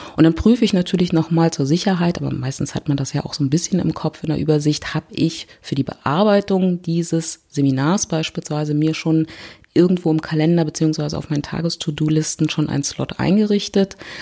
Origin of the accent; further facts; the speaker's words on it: Berlin, Germany; ich komme aus Berlin